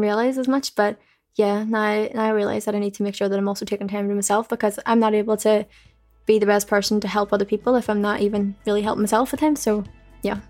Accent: Belfast, Northern Ireland, United Kingdom; I'm just from Belfast

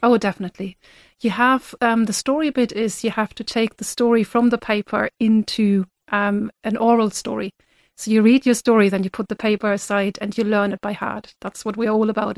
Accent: Germany; moved away as an adult; now in Ireland; I'm originally from Germany

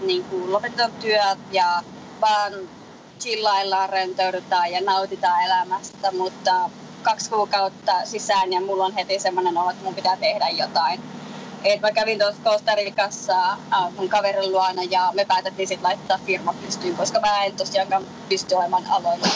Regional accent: Lapland, Finland; also born or lived in Colorado, United States; now in Florida, United States; mä olen lappilainen lähtejä

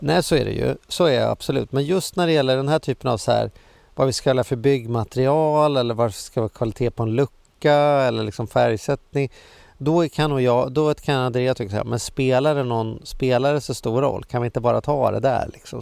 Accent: Sweden; livet som svensk

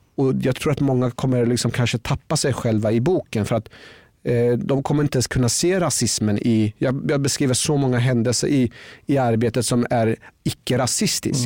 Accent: Norrköping, Östergötland, Sweden; Jag växte upp i Norrköping

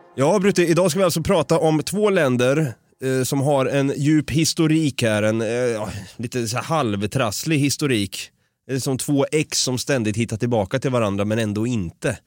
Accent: Sweden; Jag är svensk

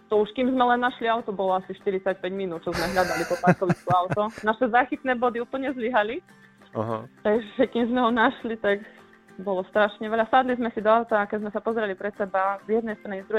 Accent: Tomášovce, Banská Bystrica Region, Slovakia; v Tomášovec, to je pri Lučanci.

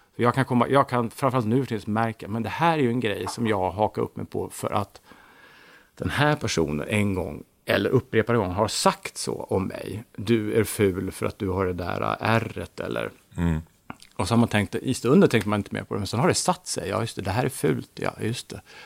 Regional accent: Täby, Stockholm County, Sweden; Jag är född i Stockholm, i Täby, mm. 1963

